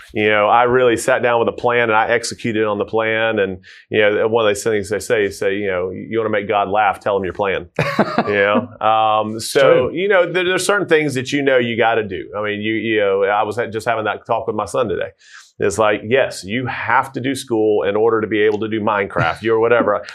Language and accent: English; Tucker, Georgia, United States; born and raised in Tucker, uh, Tucker Lilburn area.